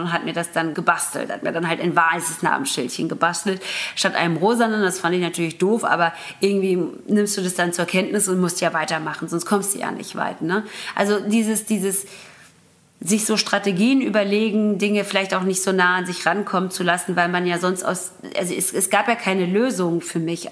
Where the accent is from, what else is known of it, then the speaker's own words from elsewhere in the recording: Göppingen, Baden-Württemberg, Germany; also born or lived in Karlsruhe / Ludwigsburg; Meine Heimatstadt, da bin ich groß geworden